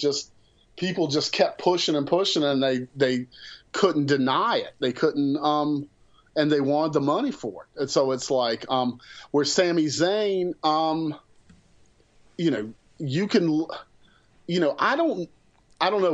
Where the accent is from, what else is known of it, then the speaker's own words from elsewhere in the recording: the South, United States; I'm from the South